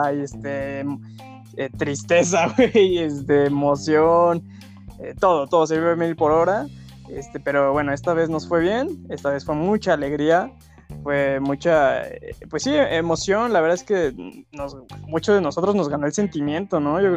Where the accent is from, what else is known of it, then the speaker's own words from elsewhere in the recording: Mexico City, Mexico; tengo 27 años, soy de la Ciudad de México